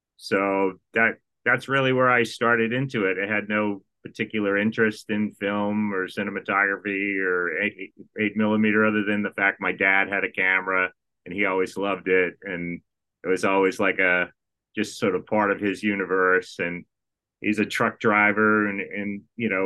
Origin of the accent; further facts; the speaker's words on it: Massachusetts, United States; moved away; I'm born and raised in Massachusetts